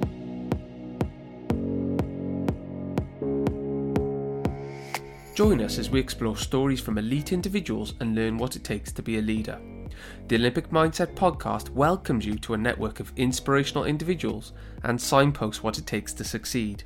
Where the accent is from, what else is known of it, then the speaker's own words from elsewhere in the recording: Welsh, Wales, United Kingdom; As a Welshman